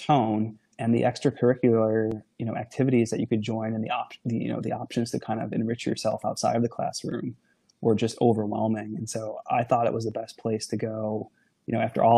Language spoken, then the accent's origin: English; Niagara Falls, New York, United States; I grew up in the Niagara Falls, New York area of the country.